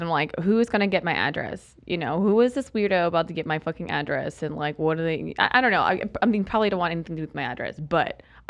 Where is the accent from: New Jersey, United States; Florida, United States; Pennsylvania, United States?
Florida, United States; I'm from Florida, and being in the panhandle